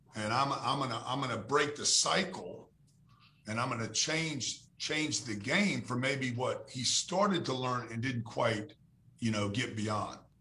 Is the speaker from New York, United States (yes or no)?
no; Louisiana, United States; we grew up in Louisiana